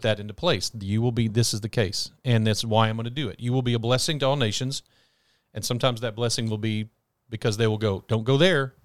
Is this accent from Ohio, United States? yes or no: no; Texas, United States; as an American, a Texan, a Baptist